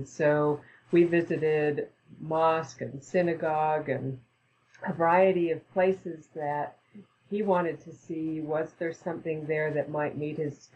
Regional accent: Canada; moved away as an adult; also born or lived in Edmonton, Canada / British Columbia, Canada / Saskatchewan, Canada / Ontario, Canada; now in United States; I was born in Edmonton, Alberta, Canada, and then went to a couple of different places in British Columbia, then to Saskatchewan, and then to Ontario. And at the age of 19, then came down to Ohio in the United States.

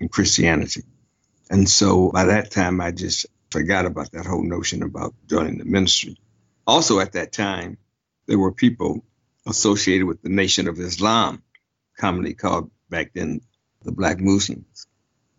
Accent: Detroit, Michigan, United States; I grew up in Detroit, Michigan, and I was a member of the Friendship Baptist Church in my neighborhood

